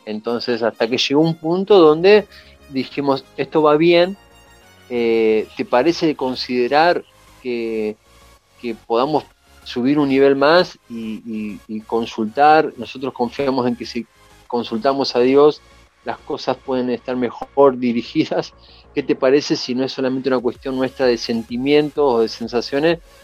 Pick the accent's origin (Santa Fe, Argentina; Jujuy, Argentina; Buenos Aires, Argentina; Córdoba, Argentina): Buenos Aires, Argentina; yo nací en Buenos Aires y vivía en Buenos Aires